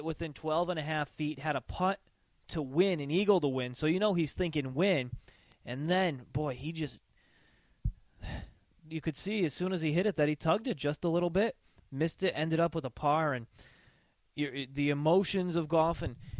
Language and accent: English; Connecticut, United States; Because we're from Connecticut